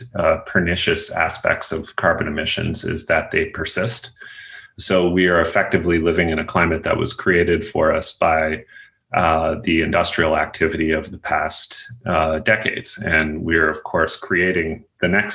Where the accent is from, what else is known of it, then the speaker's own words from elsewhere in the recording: eastern Nova Scotia, Canada; I'm a Canadian, grew up in a coal mining town in eastern Nova Scotia